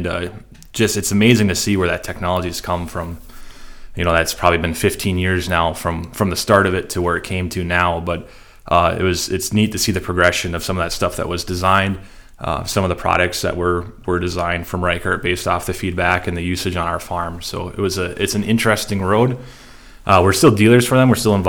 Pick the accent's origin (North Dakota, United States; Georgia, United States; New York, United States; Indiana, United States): North Dakota, United States; Arthur; I grew up in Arthur, North Dakota. It's a half hour northwest of our office here. And so we farm in the Red River Valley, kind of on the, maybe you could say on the western edge of where it is